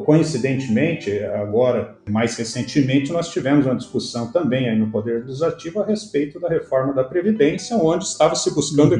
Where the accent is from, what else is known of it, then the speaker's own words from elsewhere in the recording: Curitiba, Paraná, Brazil; Curitiba, né, minha cidade natal